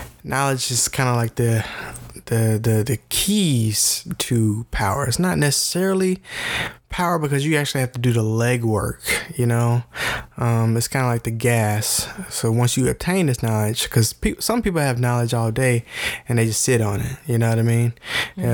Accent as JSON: {"language": "English", "town": "Memphis", "region": "Tennessee", "country": "United States", "said": "we're from Memphis, Tennessee"}